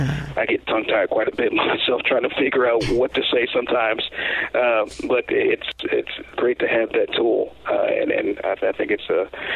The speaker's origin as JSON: {"language": "English", "area": "Prince George's County", "region": "Maryland", "country": "United States", "said": "I came from the Prince George's County school system"}